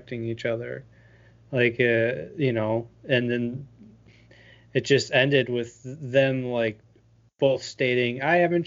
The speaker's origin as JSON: {"language": "English", "town": "Viroqua", "region": "Wisconsin", "country": "United States", "tie": "born or raised there", "said": "Viroqua, there's a intersection in my hometown"}